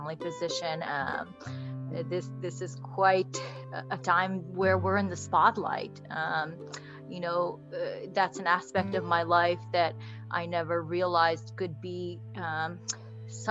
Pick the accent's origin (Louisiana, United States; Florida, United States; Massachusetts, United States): Florida, United States; born or raised there; also born or lived in Bangladesh / Kuwait